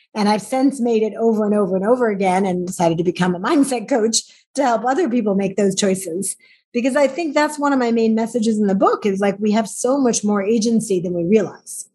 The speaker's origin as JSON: {"language": "English", "region": "New York", "country": "United States", "tie": "born or raised there", "said": "I grew up in New York"}